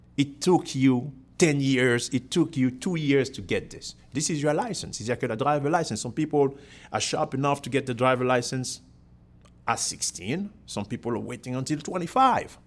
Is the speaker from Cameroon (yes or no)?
yes; Cameroon; moved away as an adult; now in United States; I'm from Cameroon in Africa originally. So that was, uh, born and, uh, I've been in the U S for twenty-one years